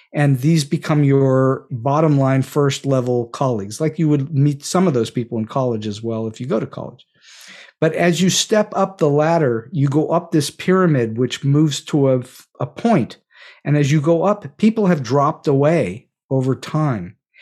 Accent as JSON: {"language": "English", "town": "Pittsburgh", "region": "Pennsylvania", "country": "United States", "tie": "born or raised there", "moved": "as an adult", "said": "Point Park University in Pittsburgh, which is where I grew up. This is my hometown"}